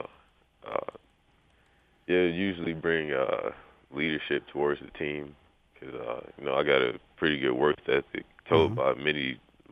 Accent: Detroit, Michigan, United States; I grew up around Detroit

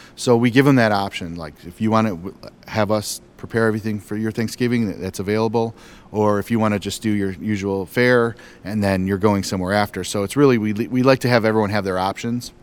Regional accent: Detroit, Michigan, United States; I grew up here in Detroit, so I'm a lifelong Lions fan

